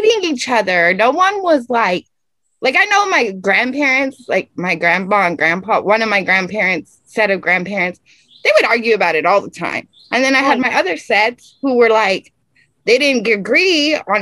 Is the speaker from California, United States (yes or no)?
no; El Paso, Texas, United States; also born or lived in Phoenix, Arizona; I grew up in El Paso, Texas